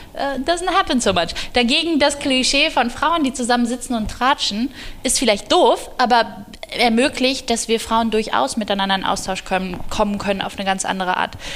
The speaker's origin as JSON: {"language": "German", "country": "Germany", "said": "wir als Deutsche"}